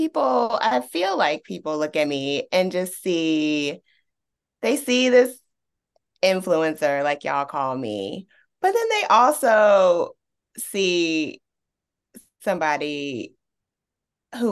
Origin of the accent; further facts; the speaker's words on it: Richmond, Virginia, United States; growing up in Richmond's East End, my parents were definitely against me going to any zone school on this side of town